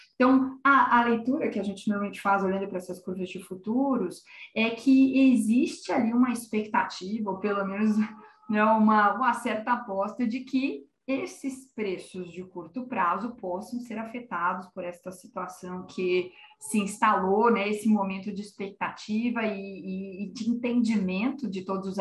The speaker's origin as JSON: {"language": "Portuguese", "country": "Brazil", "said": "como brasileiros"}